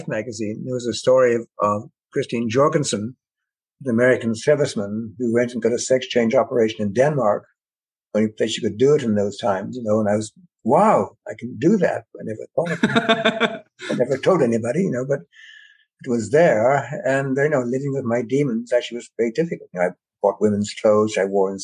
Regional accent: Ireland; now in Canada; growing up in Ireland during the war, immediate post-war and so on

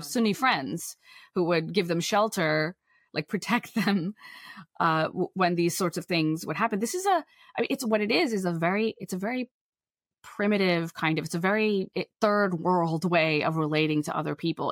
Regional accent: Pakistan; I'm from Pakistan

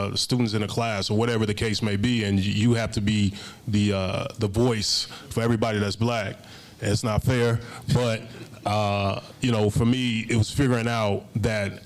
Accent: Chicago, Illinois, United States; I'm from the south side of Chicago.

